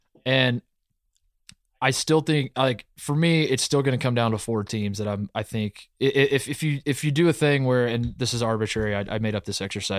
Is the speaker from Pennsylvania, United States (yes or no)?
no; Indiana, United States; I grew up in Indiana.